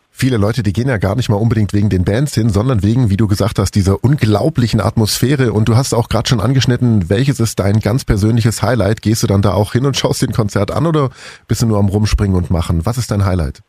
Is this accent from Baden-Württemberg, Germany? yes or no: yes; Swabia, Baden-Württemberg, Germany; bei uns hier in Schwaben